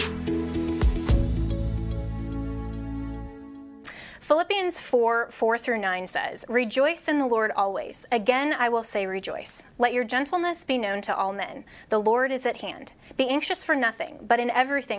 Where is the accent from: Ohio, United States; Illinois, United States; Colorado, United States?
Colorado, United States; in my home state of Colorado